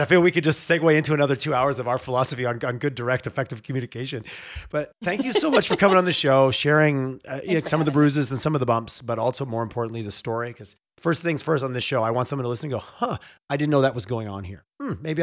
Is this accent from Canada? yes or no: yes; Montreal, Quebec, Canada; now in Western Canada; I grew up in the East. I grew up in Montreal where blunt wasn't an option